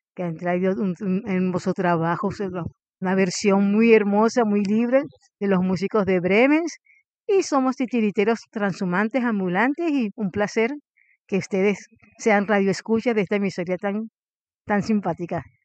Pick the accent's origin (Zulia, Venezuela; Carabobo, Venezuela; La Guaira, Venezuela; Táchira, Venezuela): La Guaira, Venezuela; moved away as an adult; soy de La Guaira, Venezuela